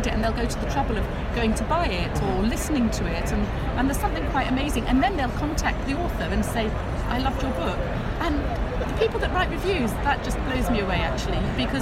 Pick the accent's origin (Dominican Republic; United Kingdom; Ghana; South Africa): United Kingdom; England; moved away as an adult; also born or lived in Paris; I do love tea, so, because I'm English